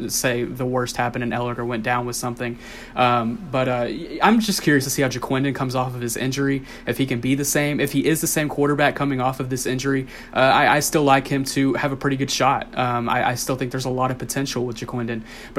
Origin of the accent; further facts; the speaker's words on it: Rockwall, Texas, United States; also born or lived in Allen, Texas; I'm from Rockwell, and I went to school in Allen in my middle school years.